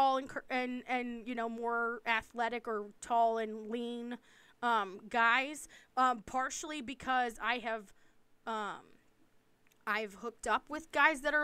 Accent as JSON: {"language": "English", "region": "East Coast", "country": "United States", "said": "I'm from the East Coast"}